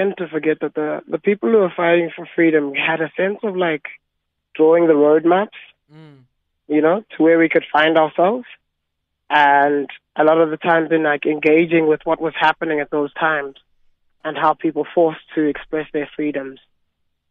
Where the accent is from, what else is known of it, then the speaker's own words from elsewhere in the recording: Johannesburg, Gauteng, South Africa; we come from Johannesburg, you know? We come from the East Rand